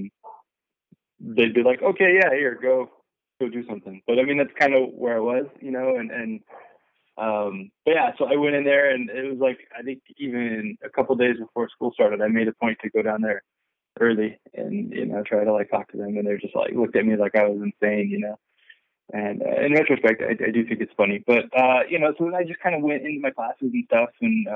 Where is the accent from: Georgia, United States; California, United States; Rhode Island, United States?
California, United States; Bay Area; I was growing up in the Bay Area